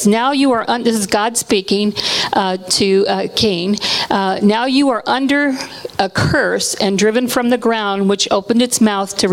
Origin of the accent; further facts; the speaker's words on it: Hawaii, United States; I was born in Hawaii, and we've done a lot of ministry in Hawaii